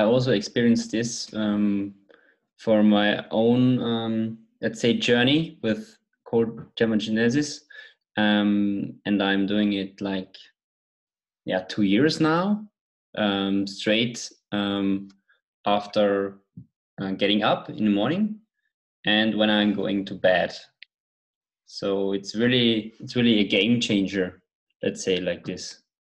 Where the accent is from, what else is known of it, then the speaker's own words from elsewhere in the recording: Austria; I'm from Austria